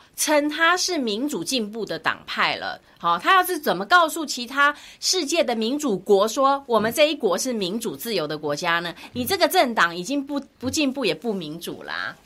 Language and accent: Chinese; Taiwan; 我知道我们台湾人投票会有一个期待